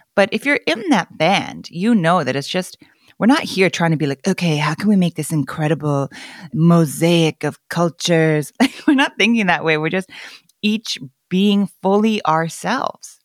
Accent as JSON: {"language": "English", "country": "Canada", "tie": "born or raised there", "first_language": "Korean", "second_language": "English", "said": "growing up in Canada"}